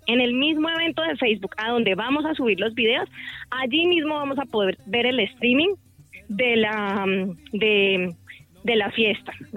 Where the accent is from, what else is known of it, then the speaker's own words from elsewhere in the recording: Cali, Valle del Cauca, Colombia; esa identidad festiva que nos caracteriza como caleños, como vallecaucanos